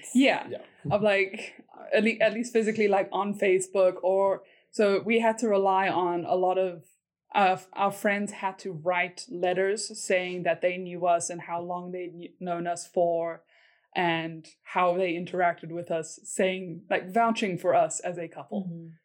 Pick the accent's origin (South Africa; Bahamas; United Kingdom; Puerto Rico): South Africa; moved away as an adult; also born or lived in Korea; now in United States; I'm from South Africa